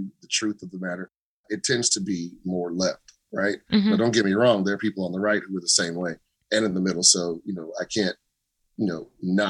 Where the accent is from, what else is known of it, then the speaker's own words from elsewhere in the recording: United States; I am just an American